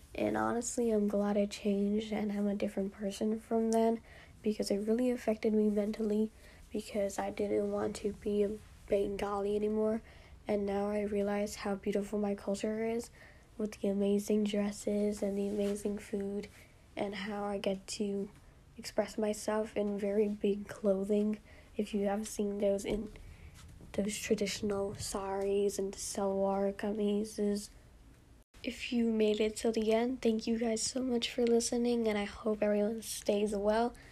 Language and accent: English; New York, United States; I was born here in the United States, raised in New York